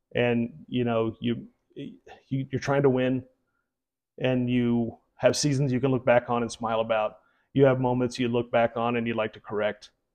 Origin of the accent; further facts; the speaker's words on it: Houston, Texas, United States; moved away; also born or lived in Philadelphia / New York; I'm I'm from Houston